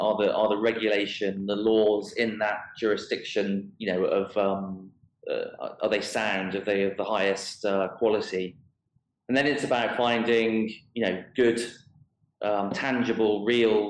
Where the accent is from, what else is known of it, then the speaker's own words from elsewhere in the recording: United Kingdom; now in Dubai, United Arab Emirates; I am British